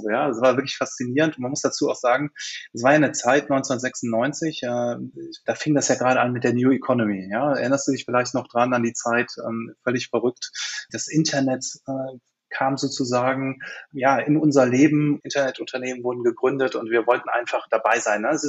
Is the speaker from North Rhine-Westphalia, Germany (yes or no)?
yes; Cologne, North Rhine-Westphalia, Germany; Ich bin Kölner, Kölsche Jung und äh, die Sparkassen hier in Köln veranstalten immer ein Spiel